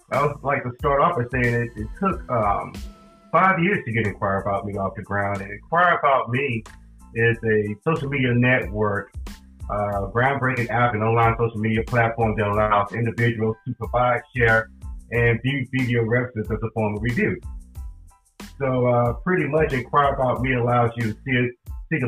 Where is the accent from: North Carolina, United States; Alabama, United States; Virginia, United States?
North Carolina, United States; Charlotte; also born or lived in Durham-Raleigh area, North Carolina; now in Durham-Raleigh, United States; I'm originally from Charlotte, North Carolina, and I came up here to the Durham-Raleigh area in 1990